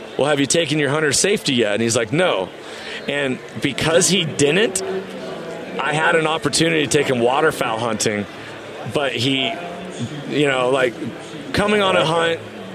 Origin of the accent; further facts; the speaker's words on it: Washington, United States; in Washington, that's my home state